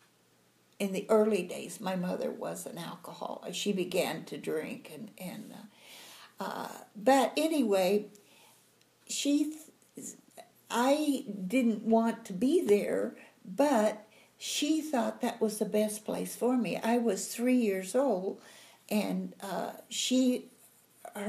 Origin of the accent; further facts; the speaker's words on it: Caddo, Oklahoma, United States; also born or lived in Durant, Oklahoma; my grandma and grandpa lived in Caddo, so I was raised in Caddo